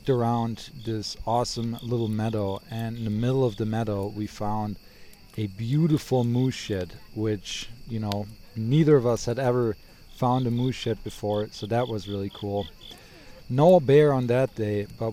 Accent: Germany; also born or lived in Wisconsin, United States; now in Bozeman, United States; I am originally from Germany, moved to Wisconsin, now living in Bozeman, Montana.

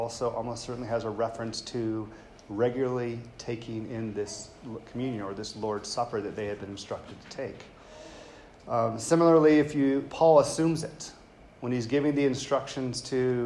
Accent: the South, United States; I grew up white in the South

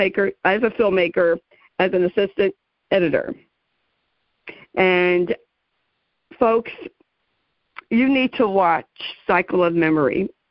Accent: New York City, New York, United States; I grew up in the Bronx, and my mom's parents are from Europe.

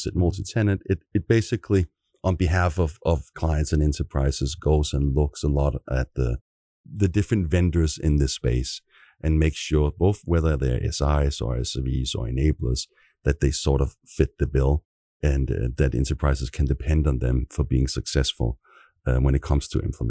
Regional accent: Copenhagen, Capital Region of Denmark, Denmark; now in San Francisco, United States; I should say we're both from Copenhagen, Denmark, as way of intro here. I do live in San Francisco, both of us do.

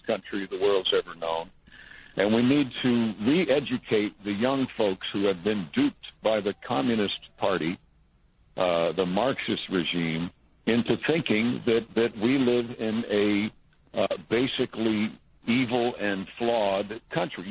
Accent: Mount Kisco, New York, United States; I'm from Mount Kisco

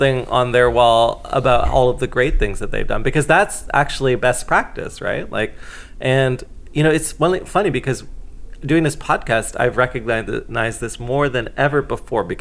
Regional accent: Canada; as a Canadian

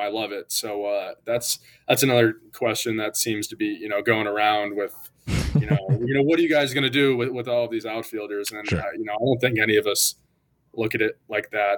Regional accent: Scranton, Pennsylvania, United States; moved away as an adult; I'm from Scranton

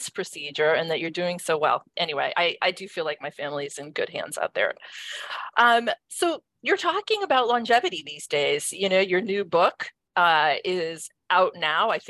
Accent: Cleveland, Ohio, United States; now in Connecticut, United States; my hometown, Cleveland, Ohio.

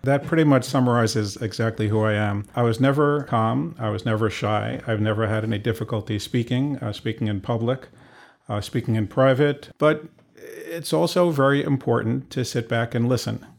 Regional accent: New York City, New York, United States; also born or lived in Cleveland; started out in Queens, been there for most of my life

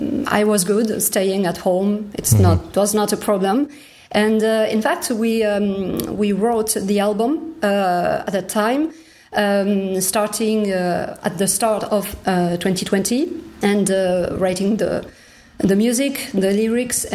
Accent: Toulouse, Occitania, France; my hometown, Toulouse

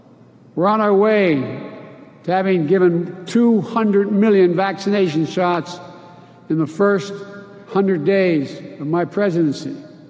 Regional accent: Scranton, Pennsylvania, United States; also born or lived in Claymont, Delaware; Like the folks I grew up with in Scranton and Claymont, Delaware.

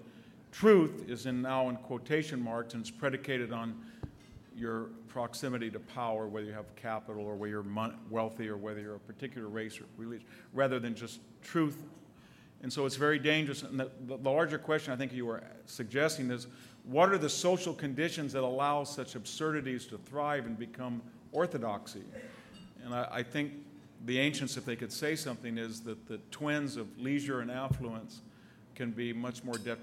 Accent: Selma, California, United States; when I leave Selma, which per capita income is $16,000, my hometown

